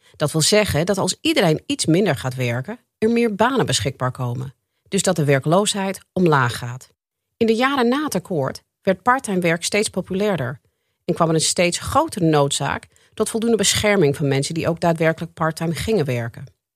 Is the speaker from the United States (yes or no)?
yes; United States; now in Netherlands; Ik ben zelf geboren en getogen in de Verenigde Staten